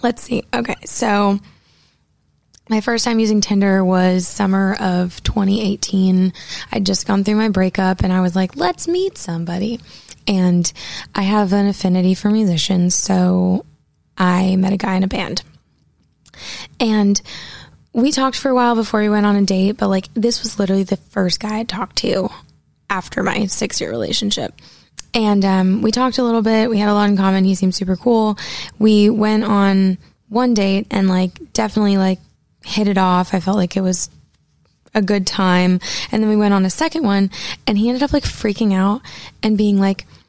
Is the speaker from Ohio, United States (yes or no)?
no; Portland, Maine, United States; now in Nashville, United States; I grew up in Portland, Maine